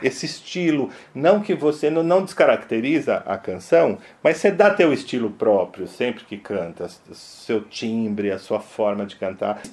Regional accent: São Paulo, Brazil; para nós aqui paulistanos, para aqui de São Paulo

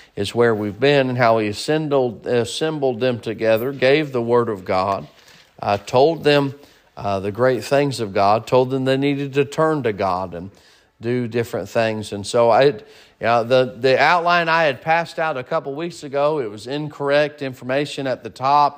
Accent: United States; moved away; also born or lived in Kansas / Arkansas; growing up in Kansas and Arkansas and then moving here

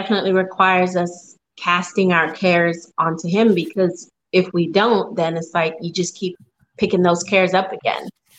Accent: Spanish Town, Surrey, Jamaica; also born or lived in New York; I lived in New York for a few years. So I've been bouncing all over, but I am from originally. I'm from Spanish Town, Jamaica.

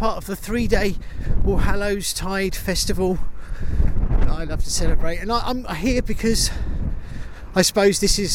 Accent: United Kingdom; I'm British

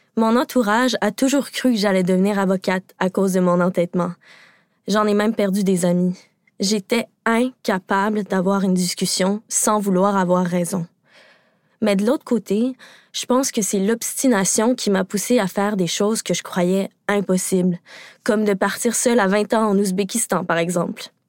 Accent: Quebec, Canada; je suis québécoise

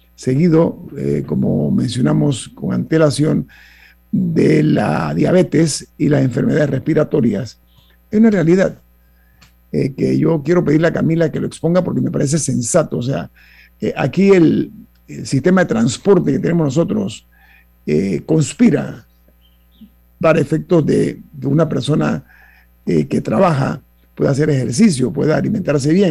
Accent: Panama

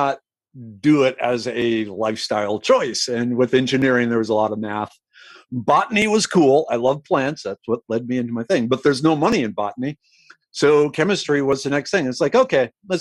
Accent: St. Michael, Minnesota, United States; moved away as an adult; also born or lived in South Dakota / Albany area, New York; now in Houston, United States; I grew up in St. Michael, Minnesota, small farming community

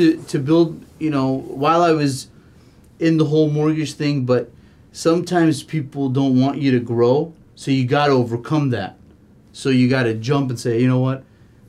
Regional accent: San Diego, California, United States; moved away as an adult; also born or lived in Oak Park, Michigan; now in Michigan, United States; I came to Michigan when I was 25 years old. I grew up in San Diego.

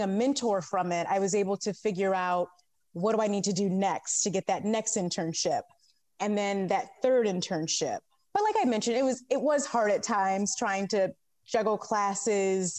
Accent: Novi, Michigan, United States; moved away as an adult; also born or lived in Southfield, Michigan; now in Los Angeles, United States; I grew up in the Metro Detroit area in both Southfield and Novi

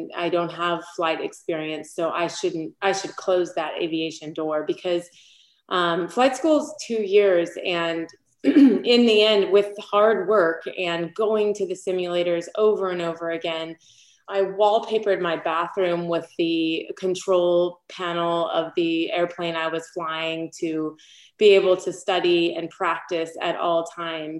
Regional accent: San Diego, California, United States; also born or lived in Los Angeles; I grew up in San Diego

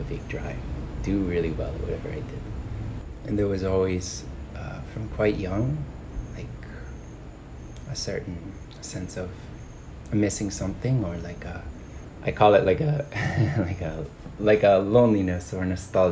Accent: just outside of Boston, Massachusetts, United States; I grew up in the States. I grew up in Massachusetts, like just outside of Boston

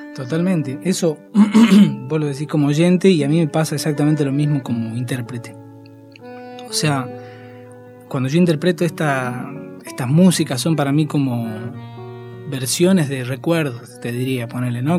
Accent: Tilcara, Jujuy, Argentina; moved away as an adult; now in Buenos Aires, Argentina; carnaval de Tilcara, que es donde yo siempre estuve desde que nací

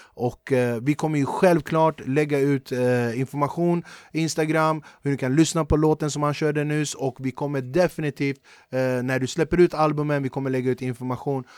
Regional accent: Flemingsberg, Stockholm County, Sweden; jag är från Flemingsberg

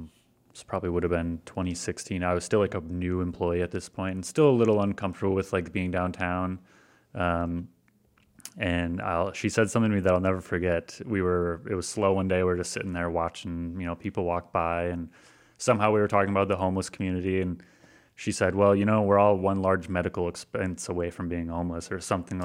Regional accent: Granville, United States; also born or lived in Detroit; because I'm from Granville. Like I am born and raised in Granville. Like I've been around just like, you know, middle-class white people my entire life. I lived in Detroit for a year and in a mostly Arabic community.

